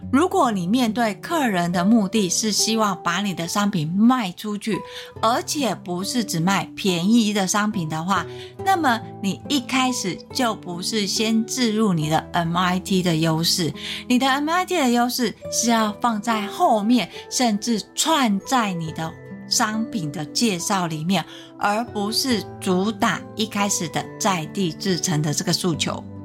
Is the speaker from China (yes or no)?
no; Taiwan; 我们台湾人的属性